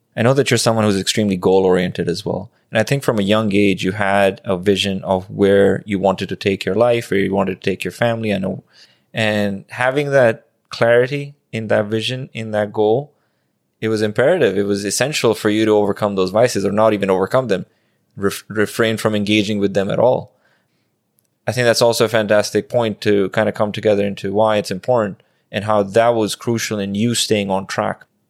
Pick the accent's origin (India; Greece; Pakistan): Pakistan; I grew up in Pakistan